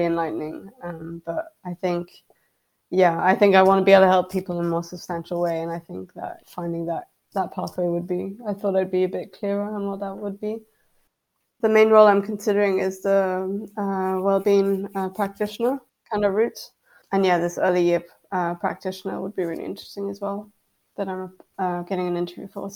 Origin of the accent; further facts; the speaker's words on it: France; moved away as an adult; now in Edinburgh, United Kingdom; I'm from France, and in France the degrees are very field orientated.